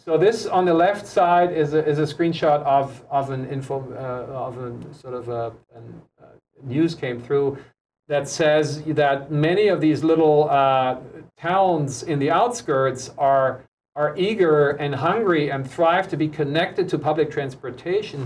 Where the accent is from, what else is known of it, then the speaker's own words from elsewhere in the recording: Germany; also born or lived in United States; now in Honolulu, United States; my home country